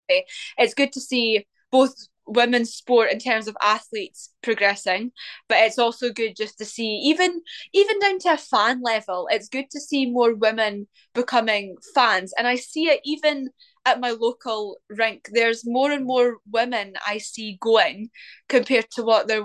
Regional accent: Scotland, United Kingdom

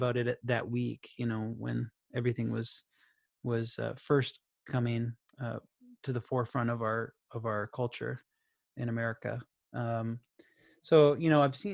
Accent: Minnesota, United States; I'm from Minnesota

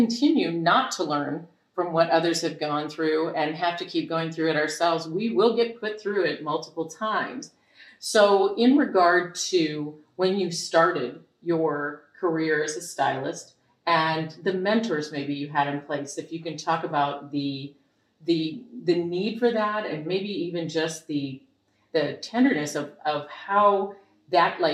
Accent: Michigan, United States; I was raised in Michigan

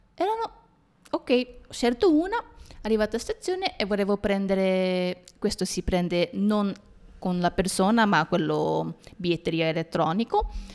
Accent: Japan; noi giapponesi

